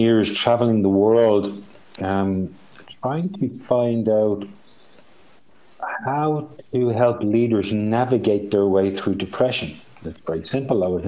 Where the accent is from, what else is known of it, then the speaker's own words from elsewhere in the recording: Ireland; accent: Irish; I'm Irish